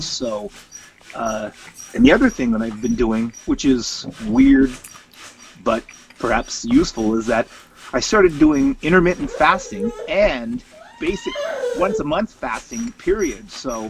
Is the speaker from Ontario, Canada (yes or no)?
yes; Scarborough, Ontario, Canada; Yes, I did. Grew up along the Scarborough Bluffs. I grew up in a small suburb called Guildwood.